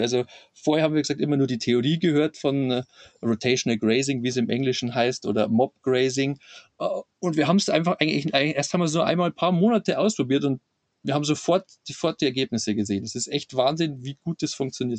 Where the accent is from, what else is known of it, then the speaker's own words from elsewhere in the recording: Lower Bavaria, Germany; accent: Bavarian; ich bin, bin aus Niederbayern